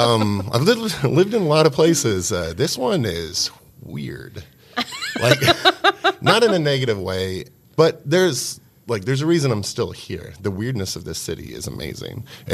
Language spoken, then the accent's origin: English; San Diego, California, United States; also born or lived in Missouri; now in Evansville, United States; I'm from San Diego specifically. Moved to Missouri for a while, gone to college in different places. Not from here at all.